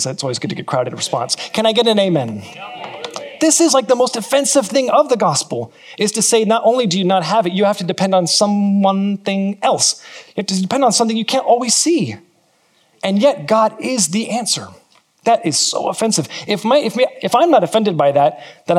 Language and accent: English; California, United States; now in New Zealand; I'm from California